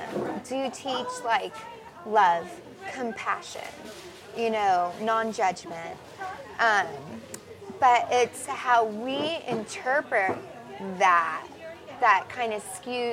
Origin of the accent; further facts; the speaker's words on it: Hawaii, United States; I guess I was fascinated by it because also I grew up in Hawaii during Desert Storm.